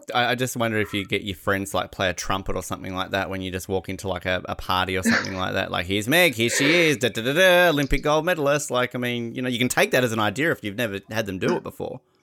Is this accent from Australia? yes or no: yes; Australia; We're Australian.